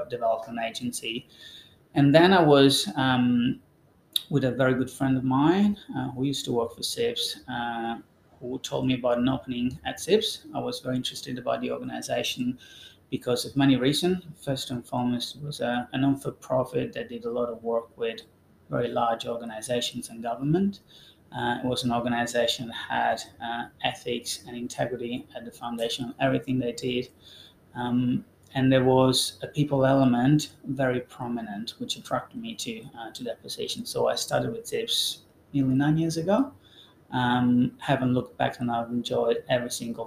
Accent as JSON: {"language": "English", "town": "Termoli", "region": "Molise", "country": "Italy", "tie": "born or raised there", "moved": "yes", "said": "Termoli is the name of my hometown"}